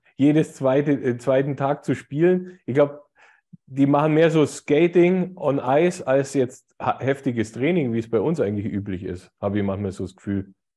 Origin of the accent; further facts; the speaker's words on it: Augsburg, Bavaria, Germany; wir sind ja aus Augsburg